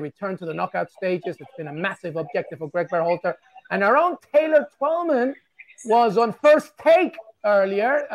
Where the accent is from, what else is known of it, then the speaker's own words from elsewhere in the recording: England, United Kingdom; moved away as an adult; now in United States; as someone who was born and raised in England and moved to this country more than 20 years ago